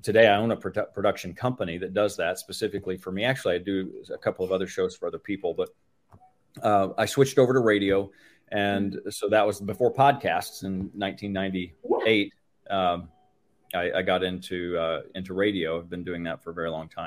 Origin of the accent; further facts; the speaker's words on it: Tulsa, Oklahoma, United States; Tulsa, Oklahoma, that's my market. That's where I've been since junior high. So I consider myself a local by now.